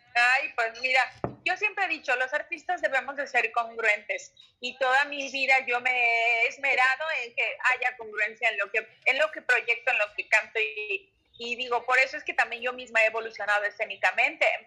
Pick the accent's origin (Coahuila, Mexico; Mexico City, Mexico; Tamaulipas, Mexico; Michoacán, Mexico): Mexico City, Mexico; mi tierra aquí en la alcaldía de Iztapalapa